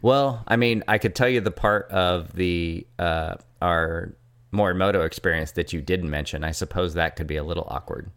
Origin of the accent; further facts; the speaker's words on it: Richmond, California, United States; I am from Richmond, but it's not like I didn't live in the hills in a nice house